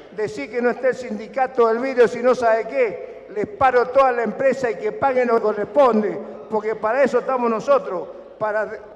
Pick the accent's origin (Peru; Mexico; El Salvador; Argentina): Argentina; soy argentino